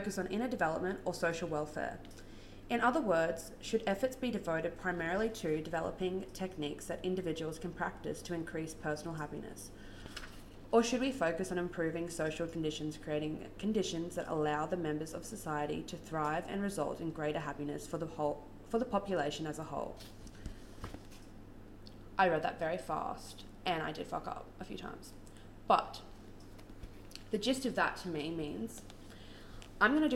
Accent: Brisbane, Queensland, Australia; I'm from Brisbane in Australia

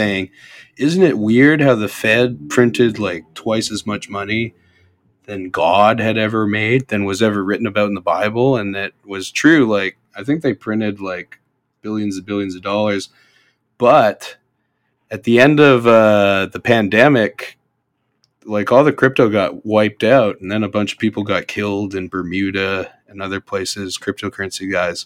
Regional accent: Alberta, Canada; I grew up with in Alberta, it's a lot of Punjabi people there

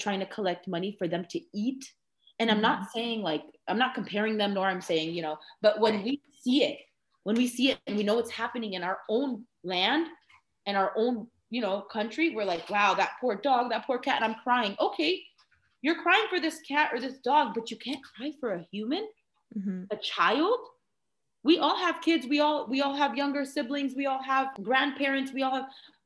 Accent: United States; also born or lived in Palestine; I'm American

